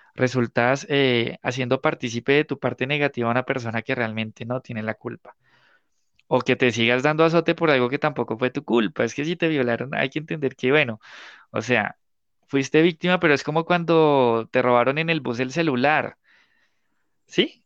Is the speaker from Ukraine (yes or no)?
no; Guaduas, Cundinamarca, Colombia; also born or lived in Bogotá / La Dorada; yo nací en Bogotá, pero estudié toda la vida de adolescente, bueno, toda la parte de preadolescente y adolescente en Guaduas